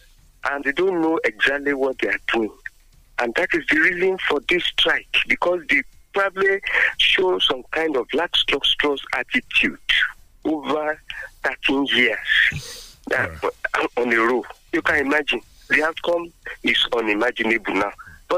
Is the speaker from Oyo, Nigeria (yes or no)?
no; Abeokuta, Ogun State, Nigeria; I'm … from Abeokuta.